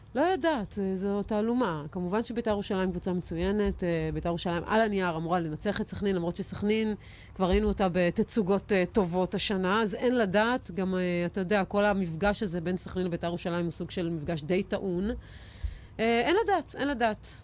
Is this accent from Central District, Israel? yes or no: no; Haifa, Haifa District, Israel; אני, מילדות, הייתי יושבת, אה, ב, בקריית אליעזר ורואה משחקים של מכבי חיפה. אין מה לעשות, שם נולדתי, משם באתי